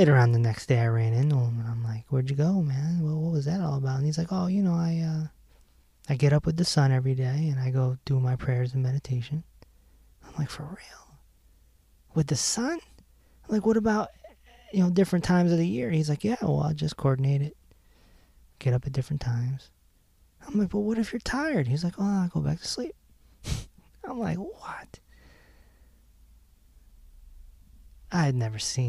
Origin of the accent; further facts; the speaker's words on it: Hartford, Connecticut, United States; I'm from Hartford